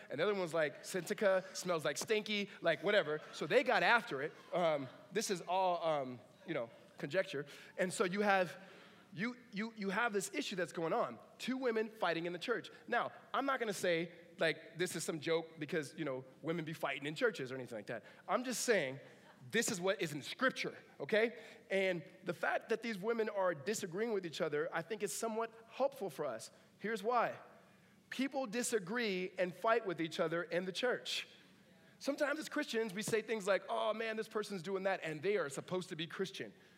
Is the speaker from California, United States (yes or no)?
yes; Southern California, United States; now in Northern California, United States; Grew up in Southern California